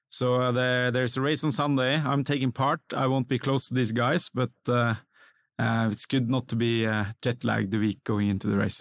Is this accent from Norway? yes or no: yes; Norway; moved away as an adult; now in Singapore; growing up in Norway